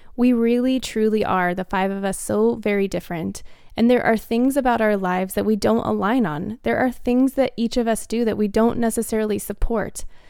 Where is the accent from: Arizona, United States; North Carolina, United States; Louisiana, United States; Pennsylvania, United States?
Arizona, United States; Phoenix; moved away; I grew up in Phoenix, Arizona, and all four of them still live here